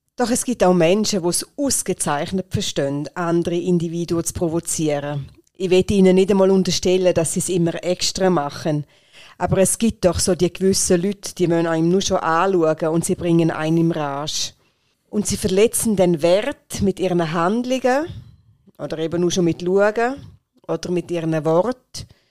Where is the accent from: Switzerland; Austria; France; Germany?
Switzerland; Rheintal; bei uns in der Schweiz oder nur schon da in der Region im Rheintal, haben wir Werte, die ganz typisch sind für uns